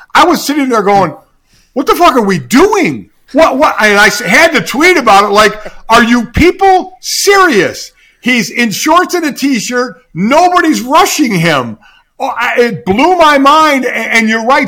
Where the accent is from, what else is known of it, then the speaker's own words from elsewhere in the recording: Cleveland, Ohio, United States; I was from Cleveland